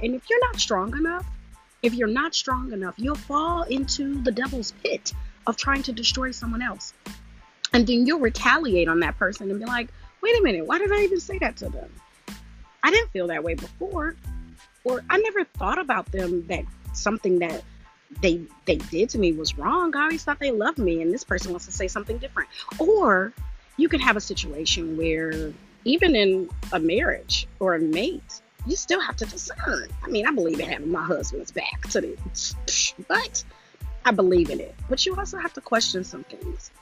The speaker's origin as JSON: {"language": "English", "town": "Detroit", "region": "Michigan", "country": "United States", "said": "I am from Detroit, 313. All right, all day, West Side"}